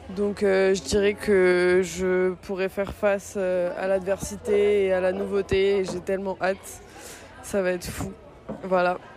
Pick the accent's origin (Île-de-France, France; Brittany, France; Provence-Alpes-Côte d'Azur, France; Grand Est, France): Brittany, France; je suis née en Bretagne